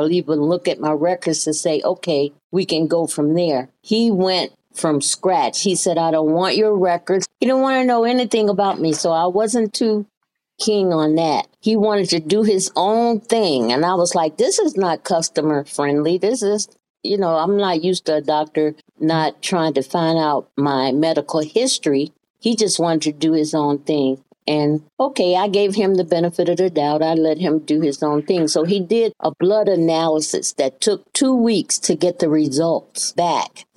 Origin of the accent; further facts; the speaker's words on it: Birmingham, Alabama, United States; moved away as an adult; now in Ohio, United States; I was born in Birmingham, Alabama